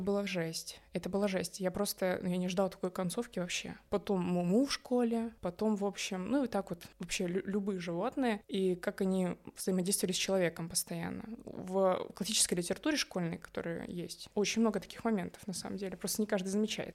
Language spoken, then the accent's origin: Russian; Bishkek, Kyrgyzstan; moved away; also born or lived in Kaluga, Russia; мы из Киргизии, мы родились в Киргизии, в Бишкеке